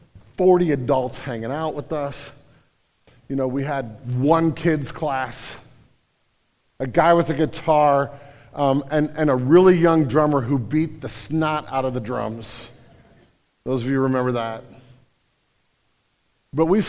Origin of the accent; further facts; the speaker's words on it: St. Louis, Missouri, United States; I'm from St. Louis.